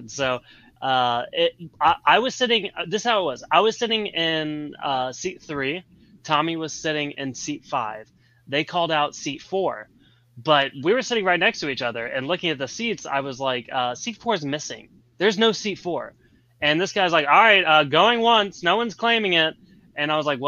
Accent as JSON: {"language": "English", "town": "Nashville", "region": "Tennessee", "country": "United States", "said": "I'm from Nashville."}